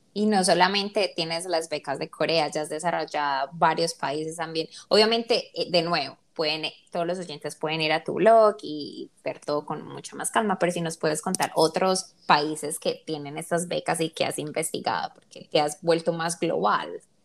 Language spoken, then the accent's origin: Spanish; Colombia; nosotros que somos colombianas